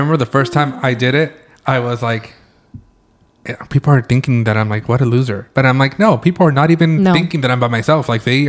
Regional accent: California, United States; I try to say that I wasn't from California, that I was from Mexico or Spain. And they're like, boy, we know you're from the United States.

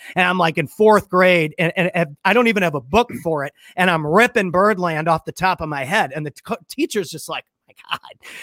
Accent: St. Louis, Missouri, United States; Saint Louis, Missouri. I'm from Saint Louis, Missouri.

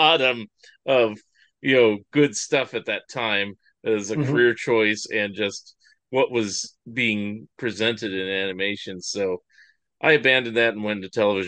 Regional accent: California, United States; growing up in California during the 70s and 80s

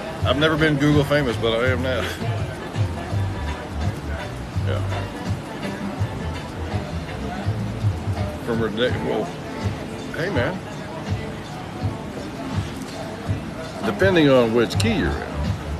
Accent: Sanger, Texas, United States; also born or lived in Denton, Texas / Shady Shores, Texas / Oklahoma; I'm from Denton. I grew up in Sanger, right? Graduated Sanger High School.

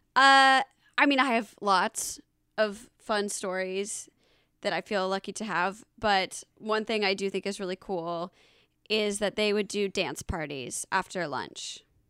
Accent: Alpharetta, Georgia, United States; also born or lived in Los Angeles / Atlanta, Georgia; I'm from Alpharetta, Georgia

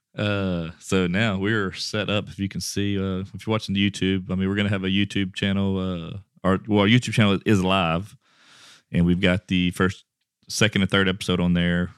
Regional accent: Westlake, Louisiana, United States; I'm from Westlake, Louisiana

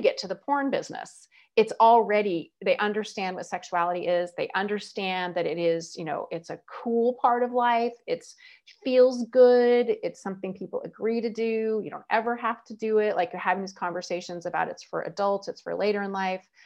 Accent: United States; I'm American

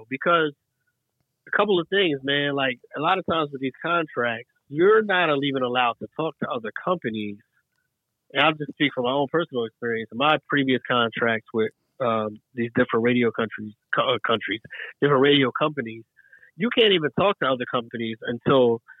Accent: East Coast, United States; Growing up, at least for me, growing up on the East Coast, I didn't know what the identity of Chicago was.

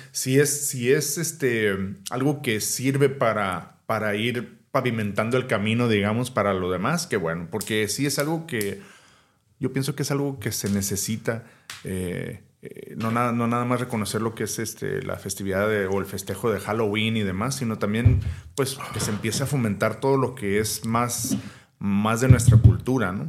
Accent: Mexico; como mexicano

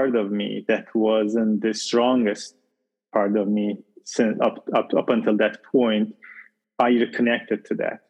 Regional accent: Iran; moved away as an adult; also born or lived in Arizona, United States; now in United States; I moved from Iran. I'm originally from Iran, and okay. I moved to US, to Arizona.

